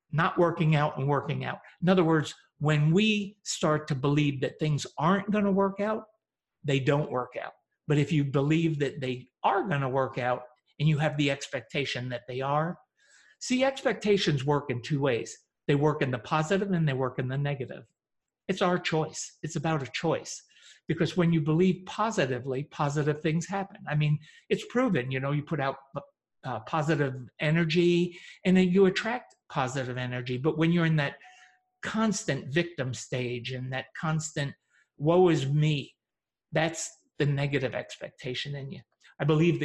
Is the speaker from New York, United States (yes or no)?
yes; upstate New York, United States; also born or lived in Teaneck, New Jersey; I was born in Teaneck, New Jersey, and at 9 moved to a very remote farm in upstate New York